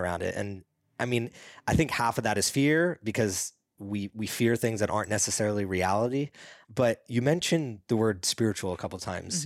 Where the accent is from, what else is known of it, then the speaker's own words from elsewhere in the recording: East Coast, United States; when I grew up on the East Coast